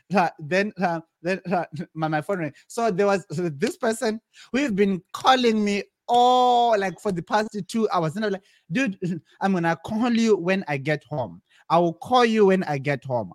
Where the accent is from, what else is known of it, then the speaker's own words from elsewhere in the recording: Zimbabwe; moved away as an adult; also born or lived in South Africa; now in California, United States; originally, I'm from Zimbabwe, uh, and I grew up in in, in Zim, my primary and my high school level